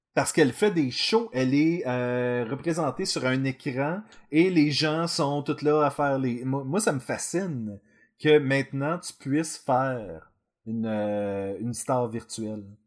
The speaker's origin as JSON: {"language": "French", "region": "Quebec", "country": "Canada", "said": "nous sommes des Québécois"}